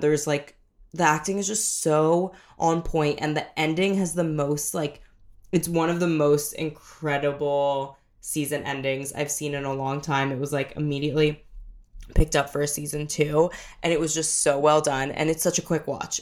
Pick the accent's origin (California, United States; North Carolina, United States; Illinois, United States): California, United States; San Diego; I'm from San Diego.